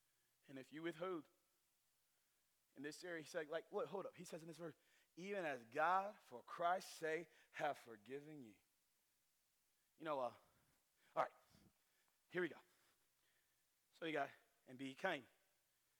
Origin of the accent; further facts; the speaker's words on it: North Carolina, United States; us weirdos in North Carolina